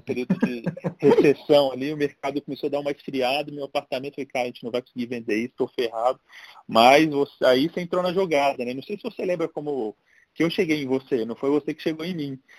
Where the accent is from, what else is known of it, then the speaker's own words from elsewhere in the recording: Brasília, Federal District, Brazil; moved away as an adult; also born or lived in San Diego; now in São Paulo, Brazil; sou original de Brasília, estou em São Paulo há 20 e cinco anos